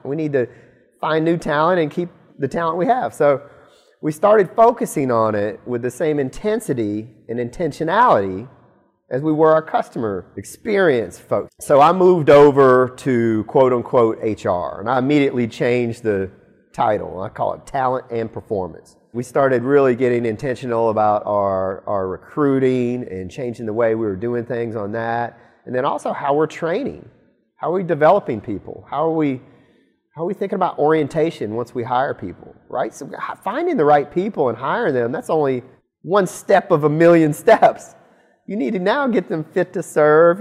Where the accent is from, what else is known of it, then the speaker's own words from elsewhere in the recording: Auburn, Alabama, United States; moved away; I'm from Alabama. I'm from Auburn, Alabama specifically